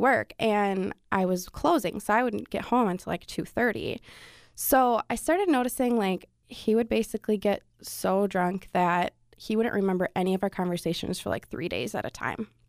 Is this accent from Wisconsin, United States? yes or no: yes; Wisconsin, United States; moved away; I'm from Wisconsin